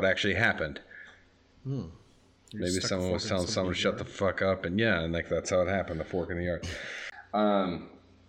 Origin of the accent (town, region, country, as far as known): Minnesota, United States; born or raised there; moved away; also born or lived in Wisconsin